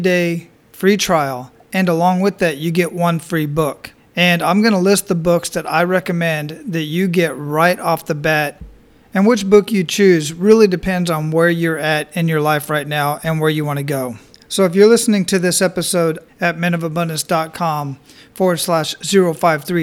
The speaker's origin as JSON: {"language": "English", "town": "Phoenix", "region": "Arizona", "country": "United States", "tie": "born or raised there", "said": "So my mom flew back to Arizona, where I was born in Phoenix, Arizona"}